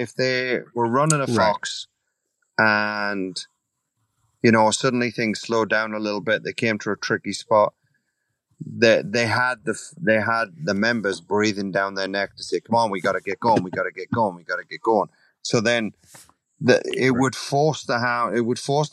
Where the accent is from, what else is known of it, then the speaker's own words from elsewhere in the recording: England, United Kingdom; also born or lived in Italy / Canada / Virginia; now in United States; being an Englishman